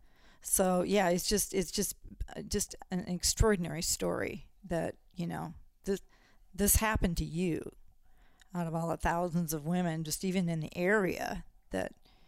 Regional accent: Washington, United States; And I'm actually from Washington State

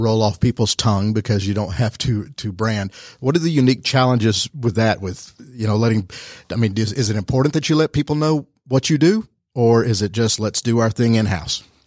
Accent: Rome, Georgia, United States; I'm from Rome, small town, U S

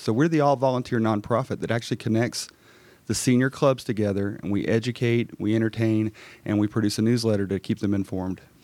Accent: Gwinnett County, Georgia, United States; I grew up here in Gwinnett County

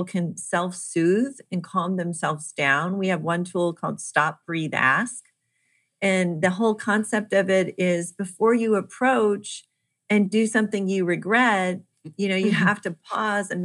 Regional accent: Kansas City, United States; I am from Kansas City

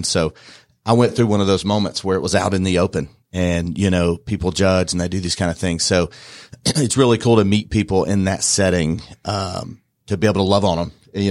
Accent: Dallas, Georgia, United States; now in Bartow County, United States; I'm from Dallas, Georgia, not Texas, and I've been living in Bartow County, I guess, the majority of my adult life.

